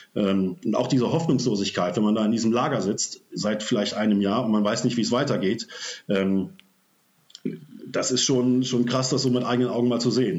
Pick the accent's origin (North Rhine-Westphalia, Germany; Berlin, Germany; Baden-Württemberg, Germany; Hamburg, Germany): North Rhine-Westphalia, Germany; Oberbergischer Kreis, near Cologne; komme aus dem Oberbergischen in der Nähe von Köln